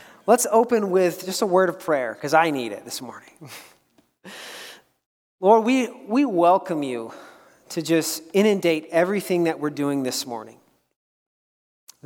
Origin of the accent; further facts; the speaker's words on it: United States